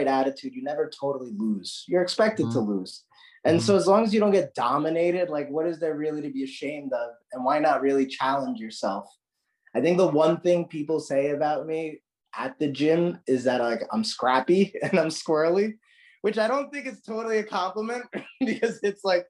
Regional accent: New York, United States; moved away; also born or lived in San Diego; I grew up with him in New York

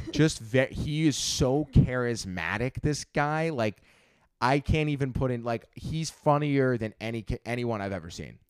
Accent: Long Island, New York, United States; moved away as an adult; now in Manhattan, United States; I'm twenty-five years old, originally from, uh, Long Island

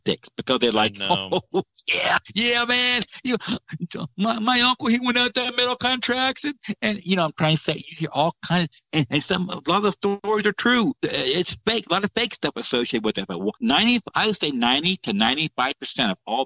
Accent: Georgia, United States; my home state of Georgia

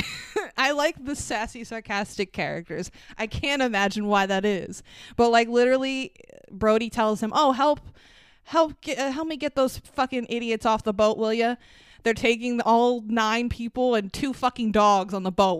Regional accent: Long Island, New York, United States; we're from Long Island

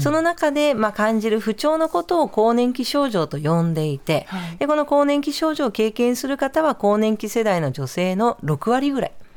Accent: Nagoya, Aichi, Japan; moved away; 名古屋の出身です

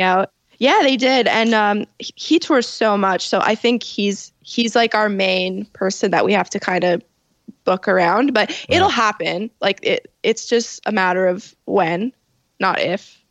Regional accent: Toronto, Ontario, Canada; I was born in Toronto at you know Toronto General and I I grew up in the Italian area at St. Clair and Dufferin

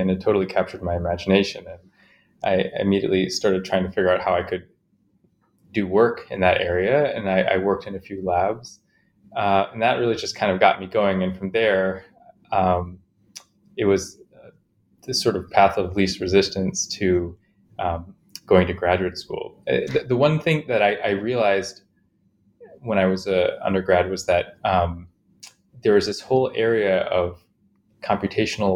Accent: Chicago, Illinois, United States; I grew up in Chicago, mostly

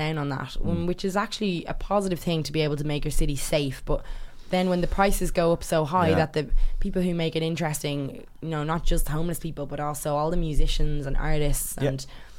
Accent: London, United Kingdom; born there; It reminded me of some of the places I would have been when I was born in London.

